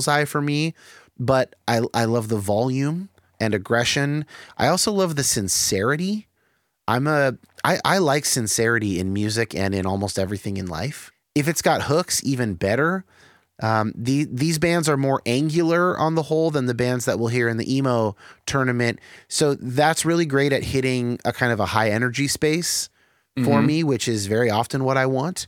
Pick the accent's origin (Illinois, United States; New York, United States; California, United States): California, United States; Bay Area; I grew up in the Bay Area